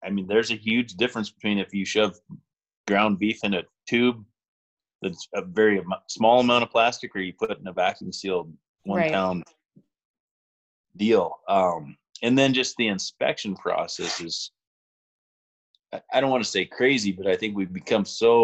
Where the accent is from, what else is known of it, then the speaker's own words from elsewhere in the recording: the Valley, Montana, United States; there were probably 6 or 7 dairies when I was growing up in the Valley, and we had a dairy farm from the time I was 9 until I was 18.